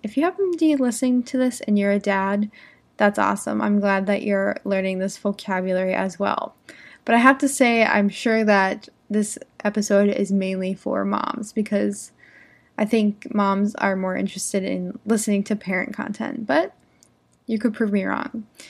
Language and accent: English; United States; I'm an English teacher from America. I live in the United States.